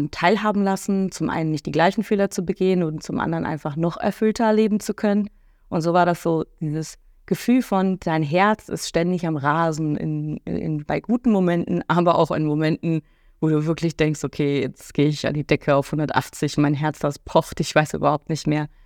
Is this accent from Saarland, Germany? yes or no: no; Cologne, North Rhine-Westphalia, Germany; echtes kölsches Mädchen, bin geboren tatsächlich in Köln und auch im Umland aufgewachsen.